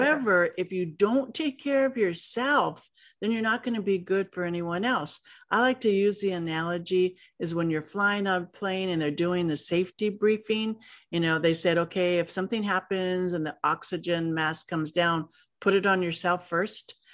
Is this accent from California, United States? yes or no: yes; Los Angeles, California, United States; growing up in Los Angeles wasn't easy